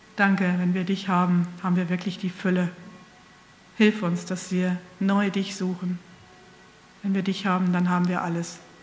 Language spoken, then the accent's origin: German; Northern Germany, Germany; ich sage als Norddeutsche oder Mitteldeutsche Brötchen